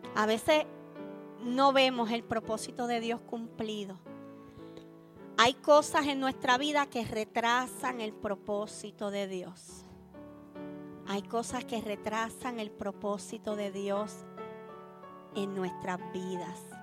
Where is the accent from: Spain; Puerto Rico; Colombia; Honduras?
Puerto Rico; accent: Puerto Rican; en buen puertorriqueño, un pueblo cabezón